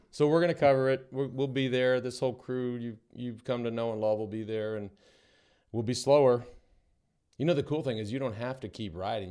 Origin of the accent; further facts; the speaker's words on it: United States; it was easy to be there as an American